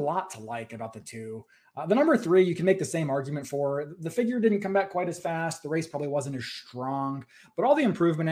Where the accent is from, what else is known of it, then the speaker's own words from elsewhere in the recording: West Virginia, United States; I'm from West Virginia